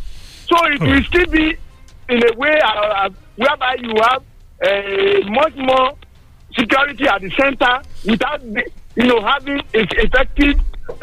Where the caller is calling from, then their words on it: Tongo, Nigeria; I'm calling from Tongo.